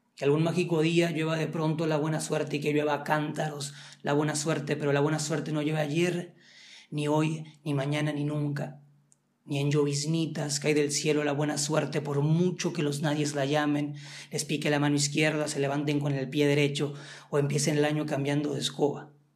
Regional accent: Mexico; los mexicanos, pues como que ya tenemos el estereotipo

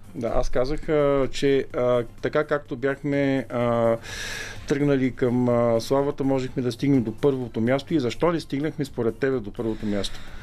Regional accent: Sliven, Sliven Province, Bulgaria; moved away; град Сливен, където, откъдето съм и аз всъщност, нямаше такъв клуб

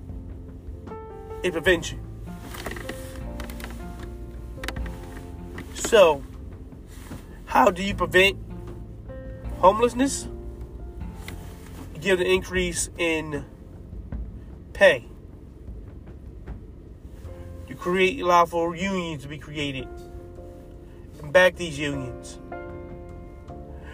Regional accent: United States; We are American citizens

